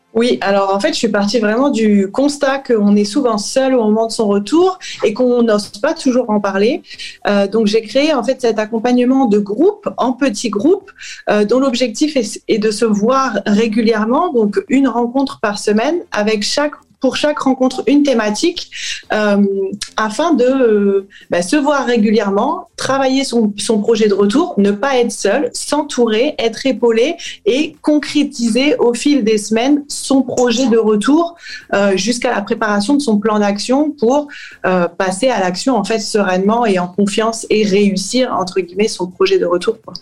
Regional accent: France; moved away as an adult; also born or lived in United States / Australia / Saint-Quentin, France; je suis française et je suis partie vivre aux États-Unis et à la suite en Australie

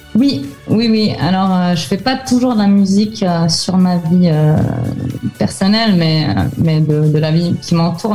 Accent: France; now in Finland; j'ai vécu mon enfance en France

